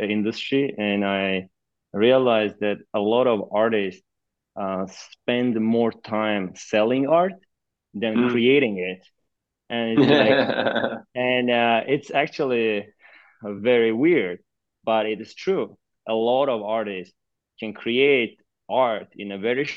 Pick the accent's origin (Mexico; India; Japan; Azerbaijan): Azerbaijan; Baku; moved away; So I'm originally from a country called Azerbaijan. I was born and raised in the capital city of, which is called Baku